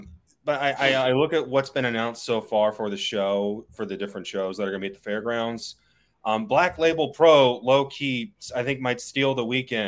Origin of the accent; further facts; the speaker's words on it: Kansas City, United States; I'm from Kansas City